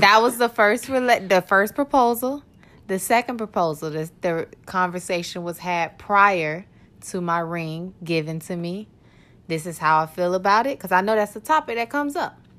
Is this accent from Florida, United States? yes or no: yes; Orlando, Florida, United States; Born and raised in Orlando, Florida